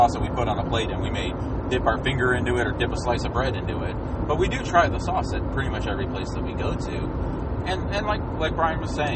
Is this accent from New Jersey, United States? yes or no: no; Houston, Texas, United States; growing up in Houston